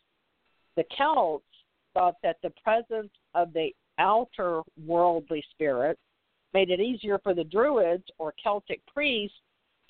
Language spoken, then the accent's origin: English; the South, United States; I'm from the South